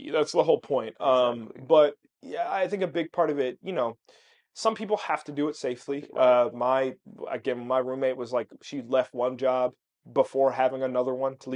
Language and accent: English; Maryland, United States; also born or lived in New Jersey / Pennsylvania; now in Chicago, United States; I'm from Maryland initially